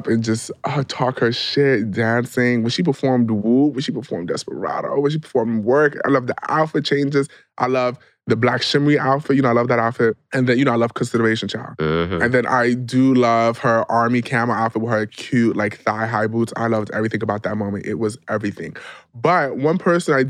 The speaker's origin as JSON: {"language": "English", "region": "New York", "country": "United States", "moved": "yes", "lives_now": "Los Angeles, United States", "said": "I was from New York"}